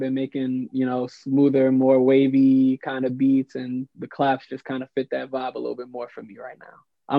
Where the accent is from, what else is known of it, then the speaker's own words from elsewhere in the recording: St. Louis, Missouri, United States; now in Atlanta, United States; I'm from St. Louis, Missouri, but I'm living in Atlanta right now